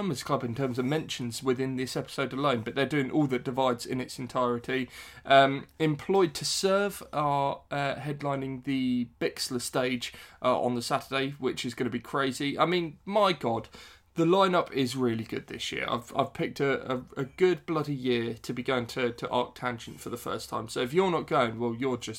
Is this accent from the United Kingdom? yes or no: yes; West Sussex, South East England, United Kingdom; I'm from West Sussex originally